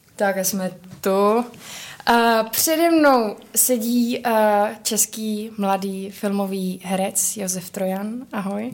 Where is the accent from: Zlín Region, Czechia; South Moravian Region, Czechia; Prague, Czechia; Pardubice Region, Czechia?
South Moravian Region, Czechia; Brno; my v Brně máme dům, my, protože já jsem z Brna